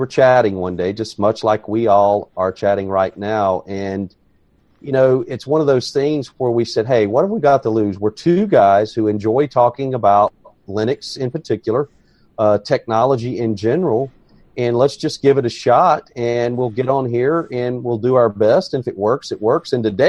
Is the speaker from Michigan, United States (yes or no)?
no; North Carolina, United States; North Carolina.